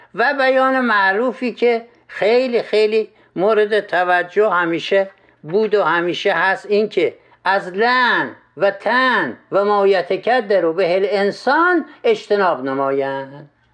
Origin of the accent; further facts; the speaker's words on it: Khorasan, Iran; در ولایت ما خراسان